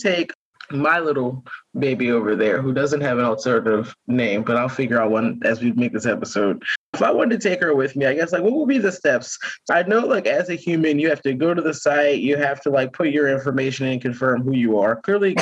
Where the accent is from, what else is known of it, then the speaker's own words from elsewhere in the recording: Baltimore, Maryland, United States; I'm from Baltimore